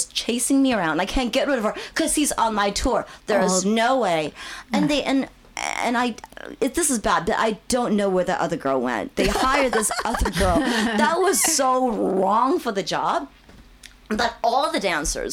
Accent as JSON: {"language": "English", "town": "Seattle", "region": "Washington", "country": "United States", "also_born_or_lived": "Hong Kong", "said": "I came from Seattle, so we are very much the Puget Sound"}